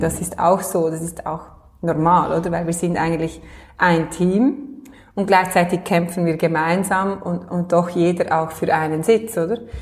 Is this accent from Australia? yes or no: no; Michelsamt, Lucerne, Switzerland; now in Lenzburg, Switzerland; wo ich hergekommen bin, also in meinem Heimatort so im, im luzernischen Michelsamt